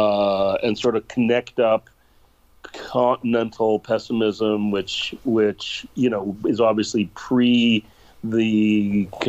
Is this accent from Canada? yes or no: yes; Canada; moved away as an adult; also born or lived in Zurich, Switzerland / Berlin, Germany / Berkeley, United States; now in San Francisco, United States; I'm Canadian, and I went to Zurich